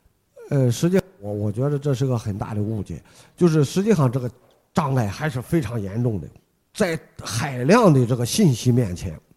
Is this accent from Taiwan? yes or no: no; China; 我们中国人